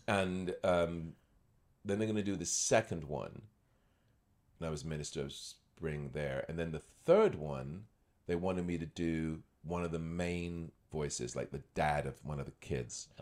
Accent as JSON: {"language": "English", "country": "United Kingdom", "tie": "born or raised there", "also_born_or_lived": "Scotland / Los Angeles", "moved": "as an adult", "lives_now": "Toronto, Canada", "said": "I was born in Scotland, grew up near London"}